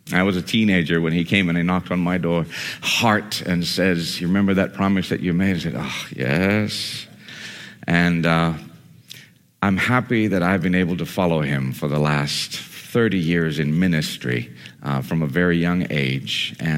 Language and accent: English; Borneo, Indonesia; And so I grew up in Indonesia amongst Muslims and Hindus and Buddhists and animistic spirit worshipers. And that's where I met Jesus, in the middle of the jungles of Borneo.